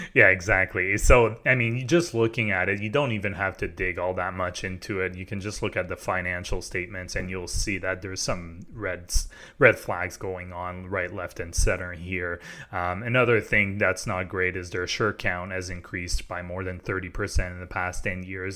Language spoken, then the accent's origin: English; Quebec, Canada; I grew up in Quebec, so I, I lived in Quebec my whole life